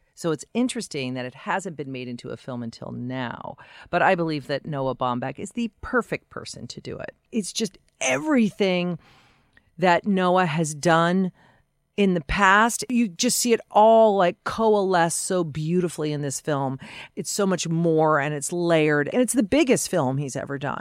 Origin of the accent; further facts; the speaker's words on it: Denver, Colorado, United States; moved away as an adult; also born or lived in New York City; I grew up in the neighborhood and went to the same high school as Don Cheadle, so I can claim that. I'm not from Massachusetts. This was in Denver